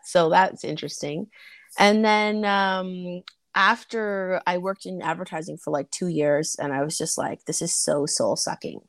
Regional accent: Toronto, Ontario, Canada; I am Canadian. I'm from Toronto.

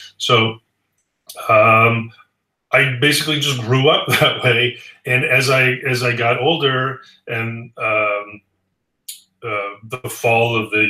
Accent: United States; as an American growing up in the 80s

